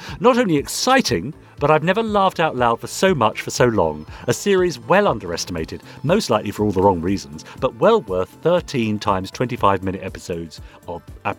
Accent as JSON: {"language": "English", "country": "Canada", "said": "I'm Canadian, and I'm so pleased to see the various Canadians who participated in Gerry and Sylvia Anderson's productions"}